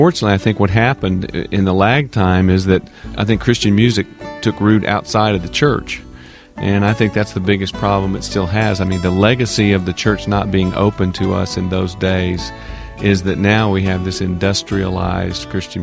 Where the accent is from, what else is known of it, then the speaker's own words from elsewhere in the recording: Nashville, Tennessee, United States; I grew up in a part of town where everybody played, North Nashville.